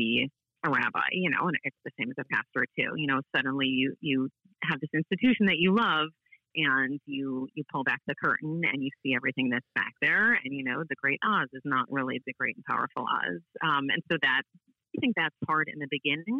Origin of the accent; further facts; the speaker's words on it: St. Louis, Missouri, United States; folks from St. Louis, we know that we have our own sort of, you know, special way of doing things